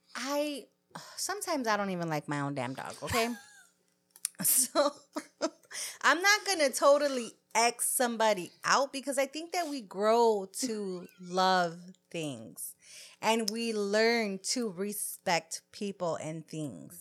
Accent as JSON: {"language": "English", "country": "United States", "tie": "born or raised there", "said": "I'm born here. I'm third generation here"}